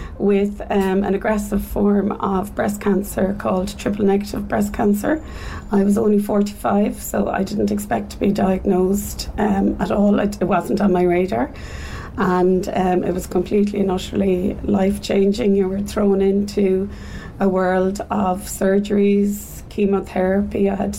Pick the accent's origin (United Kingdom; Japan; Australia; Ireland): Ireland; Dublin, Leinster; now in Cork, Ireland; I am originally from Dublin, but I'm here in Cork for the last 20 odd years.